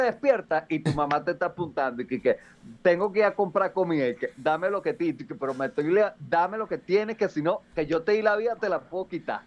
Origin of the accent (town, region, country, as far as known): Venezuela; now in Mexico